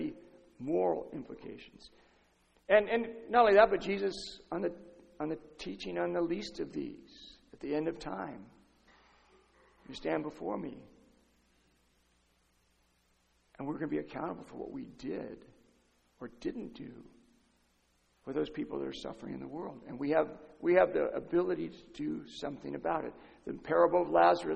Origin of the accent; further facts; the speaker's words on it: San Diego, California, United States; I'm from San Diego. I live 20 minutes from Tijuana.